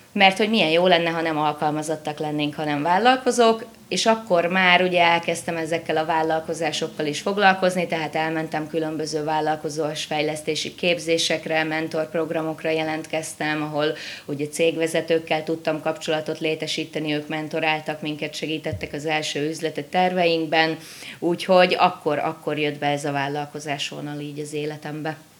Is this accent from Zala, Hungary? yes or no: no; Mosonmagyaróvár, Győr-Moson-Sopron, Hungary; Moson Magyaróvánon élek. Meséljek egy kicsit magamról. Tulajdonképpen ebben a kisvárosban születtem